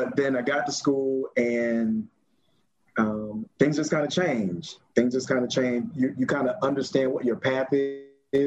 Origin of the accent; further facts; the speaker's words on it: Orlando, Florida, United States; moved away as an adult; also born or lived in North Carolina; I'm from Orlando, Florida. So I'm from Pine Hills, born and raised.